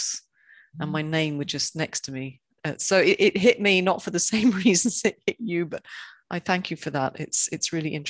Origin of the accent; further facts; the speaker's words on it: London, United Kingdom; Takes me back to my childhood when being Irish in London